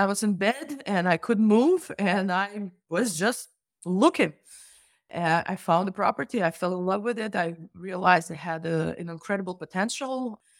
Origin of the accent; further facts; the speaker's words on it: Russia; now in United States; I'm originally from Russia